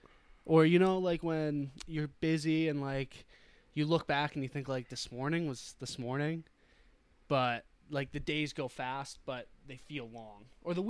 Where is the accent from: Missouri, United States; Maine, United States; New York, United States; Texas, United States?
Maine, United States; Wells; moved away as an adult; now in Durham, New Hampshire, United States; I usually spend my summers in the past up in Wells, Maine, which is my hometown.